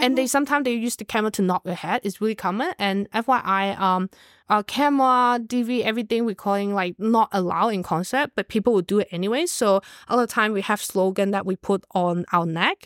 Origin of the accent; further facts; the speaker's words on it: Hong Kong; moved away; I'm from Hong Kong